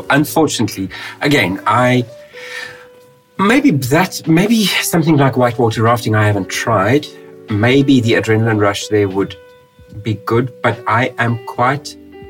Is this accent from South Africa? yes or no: yes; South Africa; now in Russia; I'm South African